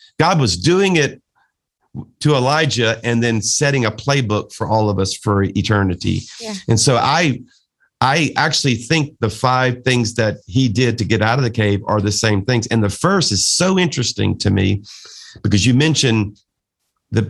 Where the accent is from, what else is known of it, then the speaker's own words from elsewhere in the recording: South Louisiana, United States; a Cajun from South Louisiana